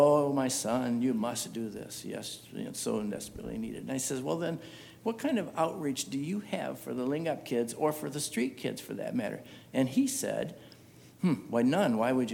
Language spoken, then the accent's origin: English; United States; as an American